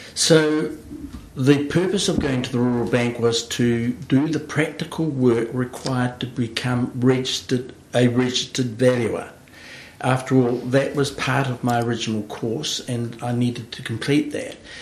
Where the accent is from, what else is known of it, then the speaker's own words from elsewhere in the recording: central Hawke's Bay, New Zealand; also born or lived in Wellington / Christchurch; while I was born in Wellington, I grew up on the family farm in central Hawke's Bay